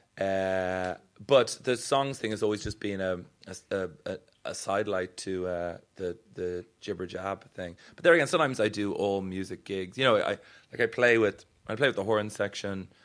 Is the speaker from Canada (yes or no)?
no; Ireland; I am Irish